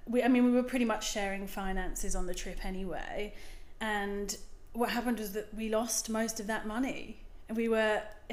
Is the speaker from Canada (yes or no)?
no; United Kingdom; At my very core, I am British, but the accent is a little bit of a jumble these days, I think.